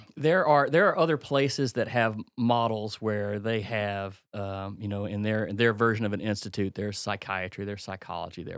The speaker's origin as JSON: {"language": "English", "region": "Mississippi", "country": "United States", "tie": "born or raised there", "moved": "yes", "said": "a simple man from Mississippi"}